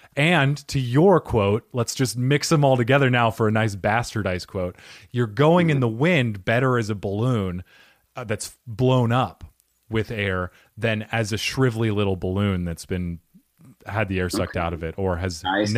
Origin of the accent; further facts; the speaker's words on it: New Jersey, United States; accent: New Jersey; It's also a robot from Jersey, apparently, with my accent.